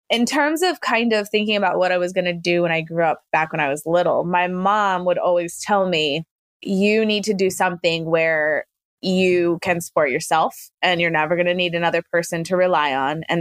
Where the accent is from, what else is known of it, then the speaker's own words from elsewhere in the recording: Fort Bragg, North Carolina, United States; born there; also born or lived in Germany / Virginia / Panama; I was born in North Carolina at Fort Bragg. We let's see traveled spent a couple years in Germany, spent a couple years in a few different places in Virginia, spent a couple years in Panama down in Central America